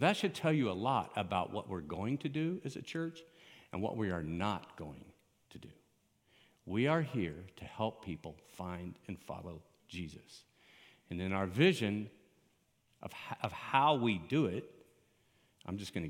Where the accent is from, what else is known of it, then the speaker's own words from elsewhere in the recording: Miami, Florida, United States; moved away as an adult; also born or lived in Colorado; I grew up in Miami